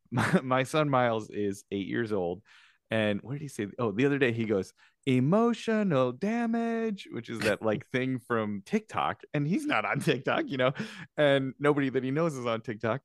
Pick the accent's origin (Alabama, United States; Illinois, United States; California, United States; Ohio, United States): Illinois, United States; Chicago; moved away; I myself am in Chicago, my hometown